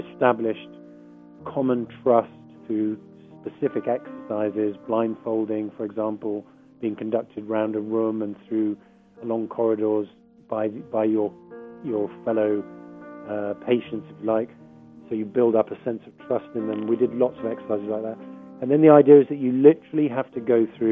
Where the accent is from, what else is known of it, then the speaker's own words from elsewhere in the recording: United Kingdom; I'm a British journalist.